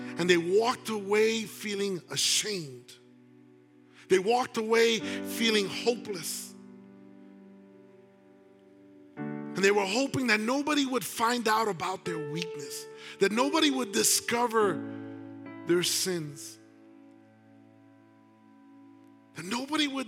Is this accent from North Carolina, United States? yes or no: no; New York City, New York, United States; I grew up in New York City